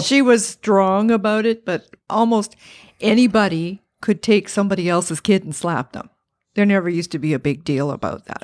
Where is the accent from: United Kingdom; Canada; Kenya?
Canada; Parry Sound, Ontario; moved away as an adult; also born or lived in North Bay, Ontario; now in Ottawa, Canada; I was born in Perry Sound